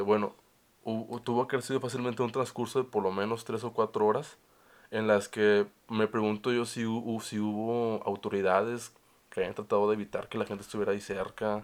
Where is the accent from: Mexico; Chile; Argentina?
Mexico; also born or lived in Monterrey; como mexicanos